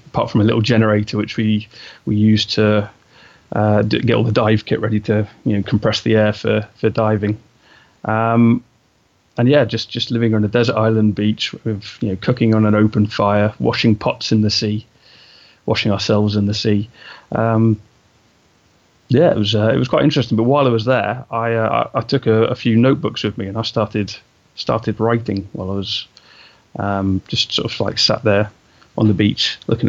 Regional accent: England, United Kingdom; I'm obviously from England. You know, you can tell from my accent

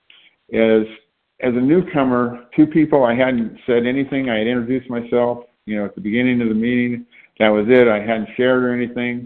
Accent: Shreveport, Louisiana, United States; moved away as an adult; also born or lived in Santa Barbara, California / Oakland, California; I grew up in Louisiana, in Shreveport, Louisiana, which is northern Louisiana.

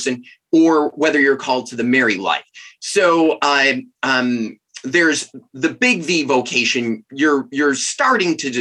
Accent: Chicago, Illinois, United States; moved away as an adult; now in Steubenville, United States; I'm originally from Chicago

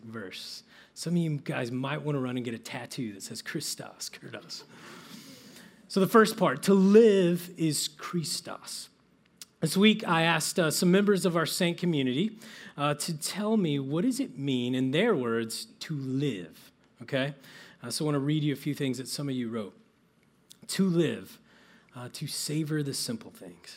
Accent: Midwest, United States; I grew up in the Midwest

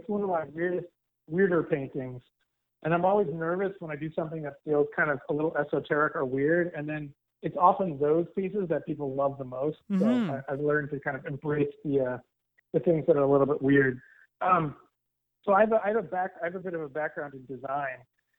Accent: Northeast, United States; And I grew up in the Northeast, we have Dunkin' Donuts.

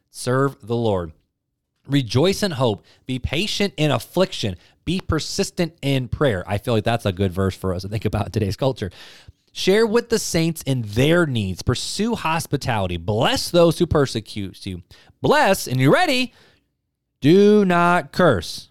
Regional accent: United States

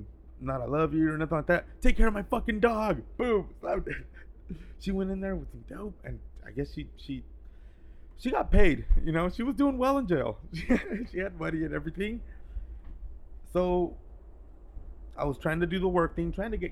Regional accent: Central Valley, California, United States; moved away as an adult; I'm from Central Valley.

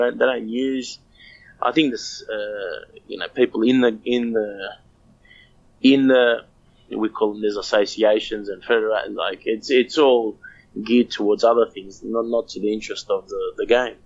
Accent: Australia; I'm just Australian.

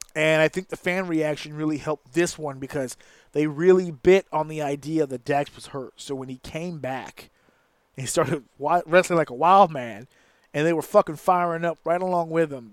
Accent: New York, United States; Yes, I live in New York. Yes, I'm from New York

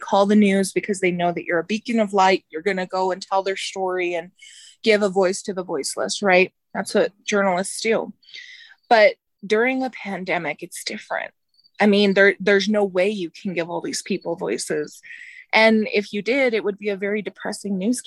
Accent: Albuquerque, New Mexico, United States; I had got an internship in my hometown station. It's KOB. They're the NBC station in Albuquerque.

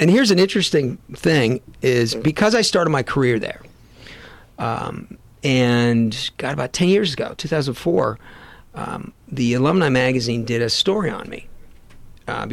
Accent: Westport, Connecticut, United States; also born or lived in Syracuse, New York / Salisbury Beach, Massachusetts; I grew up in Westport, Connecticut, and Salisbury Beach, Massachusetts

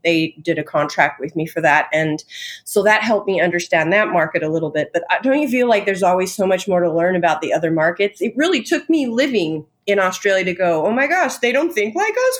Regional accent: Tehachapi, California, United States; also born or lived in Covina, California / Utah; I was born in Covina, but I was raised in a little town most people have never heard of called Tehachapi. So that's Southern California

